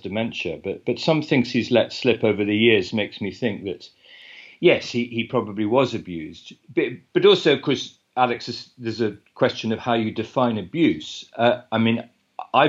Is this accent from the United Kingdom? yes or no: yes; United Kingdom; I'm a British journalist and author.